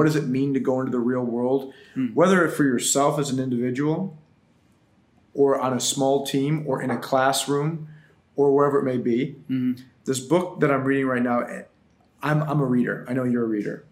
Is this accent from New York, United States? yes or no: yes; Buffalo, New York, United States; moved away as an adult; now in South Florida, United States; In Buffalo, New York, born and raised.